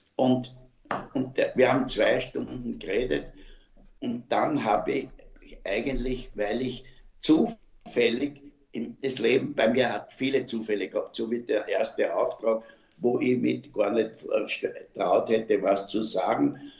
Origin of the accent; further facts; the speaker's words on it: Vienna, Austria; ich, mache Werbung für meine Heimatstadt Wien und ich bin ein überzeugter Wiener. Meine Eltern sind Wiener